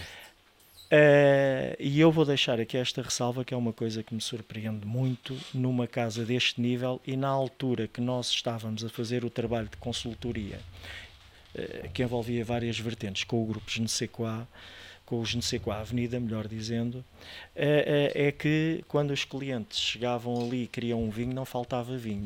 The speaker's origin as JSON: {"language": "Portuguese", "town": "Estoril", "region": "Lisbon", "country": "Portugal", "tie": "born or raised there", "also_born_or_lived": "France / Bali", "said": "eu nasci em Lisboa, mas a família da parte da minha mãe foi toda nascida no Estoril e é toda dali"}